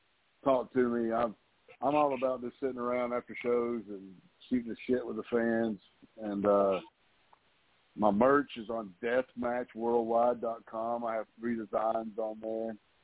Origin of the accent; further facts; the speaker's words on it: the South, United States; I'm from the South, and I sound like a hillbilly, so nobody wants to hire me